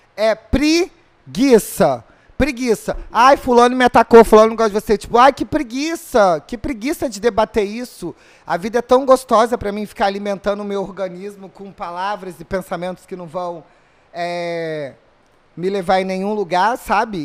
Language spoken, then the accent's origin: Portuguese; Rio de Janeiro, Brazil; eu sou do Rio também